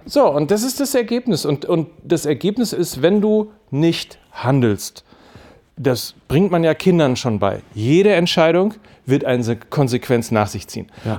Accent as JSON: {"language": "German", "country": "Germany", "said": "uns als Deutsche"}